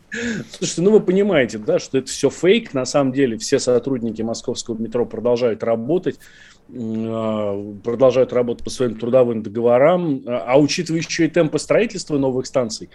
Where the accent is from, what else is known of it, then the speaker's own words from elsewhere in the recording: Moscow, Russia; мы, москвичи